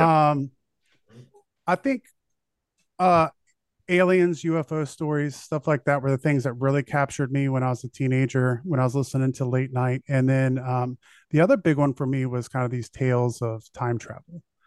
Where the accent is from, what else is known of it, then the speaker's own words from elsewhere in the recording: United States; being an American